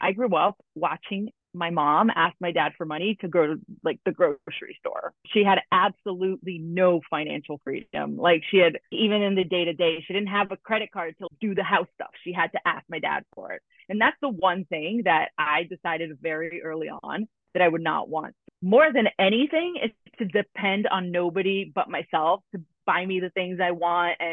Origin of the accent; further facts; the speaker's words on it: Brazil; now in New York, United States; I'm originally from Brazil and I'm in New York now.